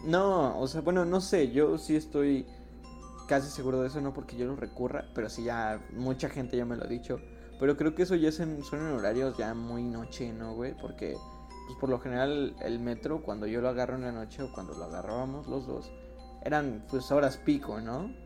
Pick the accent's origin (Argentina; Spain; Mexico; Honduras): Mexico; Ixtapaluca, State of Mexico; aquí de Ixtapayork, ¿no? De mi pueblo